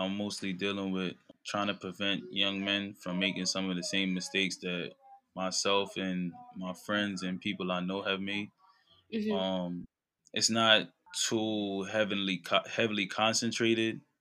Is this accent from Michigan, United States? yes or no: no; New York City, New York, United States; I'm from Brooklyn, New York, East Flatbush area